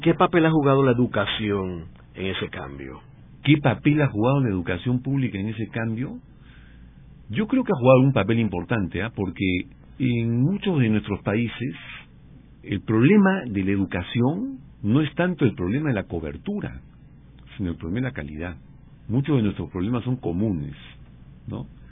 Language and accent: Spanish; Peru; del Perú, que es de donde yo vengo y conozco más